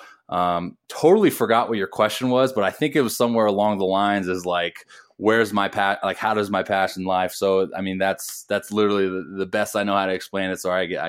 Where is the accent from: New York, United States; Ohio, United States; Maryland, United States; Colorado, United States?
Ohio, United States; Toledo; born there; I was born in Toledo, Ohio, when he was in the Tigers organization playing for the Mud Hens.